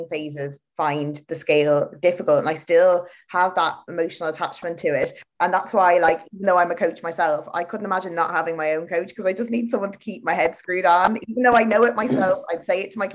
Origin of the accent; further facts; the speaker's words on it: Ireland; I'm from Ireland